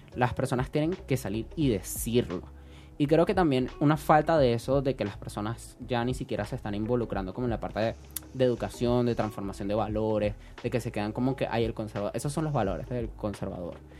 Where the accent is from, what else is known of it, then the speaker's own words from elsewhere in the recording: Caracas, Capital District, Venezuela; Yo soy un caraqueño sin cultura